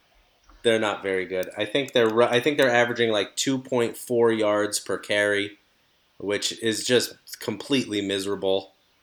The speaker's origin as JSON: {"language": "English", "region": "Northeast Pennsylvania", "country": "United States", "tie": "born or raised there", "also_born_or_lived": "State College, Pennsylvania", "said": "I grew up in Northeast Pennsylvania, and in early November it gets cold."}